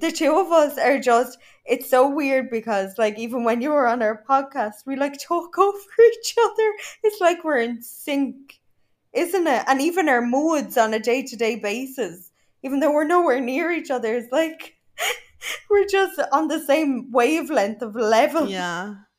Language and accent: English; Ireland; moved away as an adult; now in Dubai, United Arab Emirates; I am proper Irish